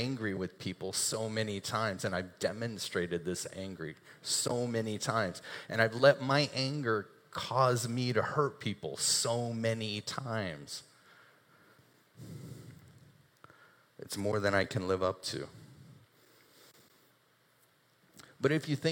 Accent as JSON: {"language": "English", "country": "United States", "said": "we're Americans"}